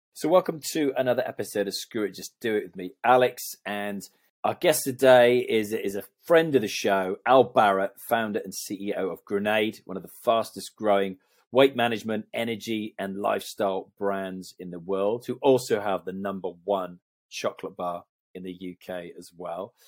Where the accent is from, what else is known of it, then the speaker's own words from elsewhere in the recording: Canada; moved away; I was brought up in Canada